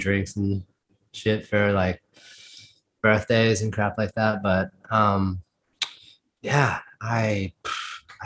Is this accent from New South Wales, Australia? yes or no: yes; Sydney, New South Wales, Australia; moved away as an adult; now in Brisbane, Australia; I'm kind of from Sydney